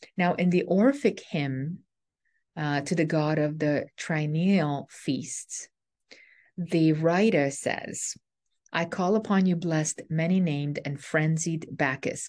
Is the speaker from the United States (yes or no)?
no; Canada; I'm a Canadian